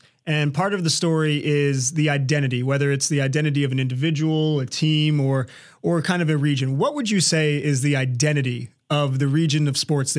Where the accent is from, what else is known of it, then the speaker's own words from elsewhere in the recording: Hampton Roads, Virginia, United States; growing up in Hampton Roads